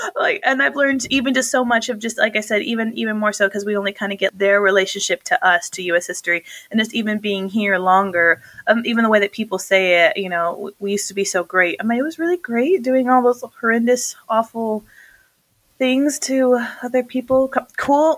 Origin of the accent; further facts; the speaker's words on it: New Mexico, United States; also born or lived in North Dakota; we're both from New Mexico